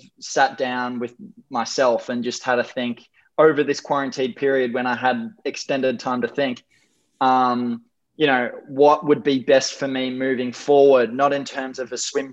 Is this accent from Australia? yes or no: yes; Gold Coast, Queensland, Australia; I was born and bred on the Gold Coast for just over 20 years.